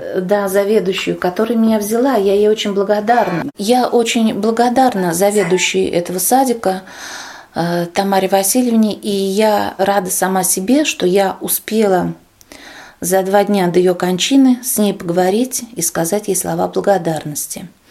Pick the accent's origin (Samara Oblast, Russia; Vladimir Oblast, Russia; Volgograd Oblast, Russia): Vladimir Oblast, Russia; Kovrov; Я из Владимирской области, город Ковров